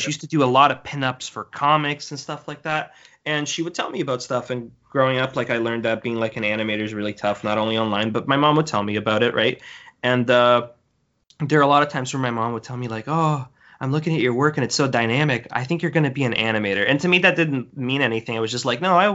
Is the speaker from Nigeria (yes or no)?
no; Brazil; now in Canada; I come from Brazil. I was born and raised there. We moved around in Brazil a lot, but that's where I originally hail from.